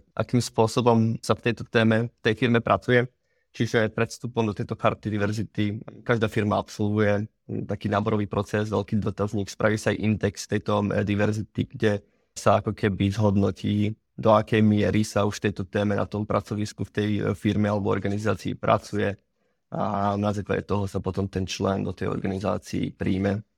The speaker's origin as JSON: {"language": "Slovak", "country": "Slovakia", "said": "u nás doma na Slovensku"}